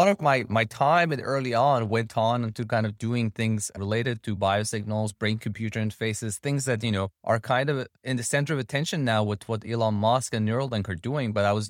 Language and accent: English; Tehran, Tehran Province, Iran; So I'm originally from Tehran, Iran.